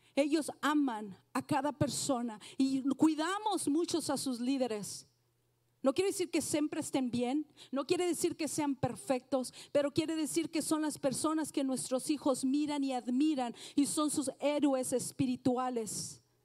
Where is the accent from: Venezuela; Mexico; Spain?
Mexico; now in United States; soy mexicana